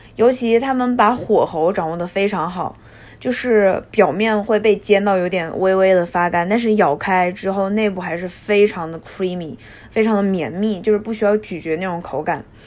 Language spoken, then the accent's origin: Chinese; Hubei, China; now in Tokyo, Japan; 身为一个湖北人